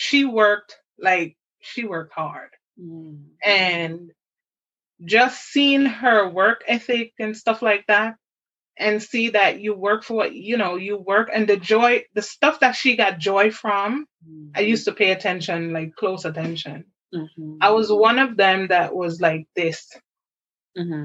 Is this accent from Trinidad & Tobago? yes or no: no; Jamaica; I was raised in Jamaica